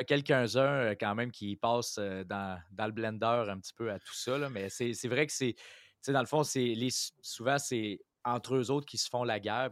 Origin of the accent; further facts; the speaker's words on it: Quebec, Canada; en tant que Québécois.